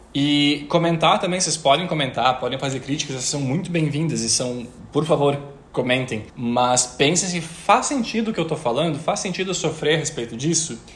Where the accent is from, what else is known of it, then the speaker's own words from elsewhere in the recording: interior of Rio Grande do Sul, Brazil; moved away; Eu vim de uma cidade do interior do Rio Grande do Sul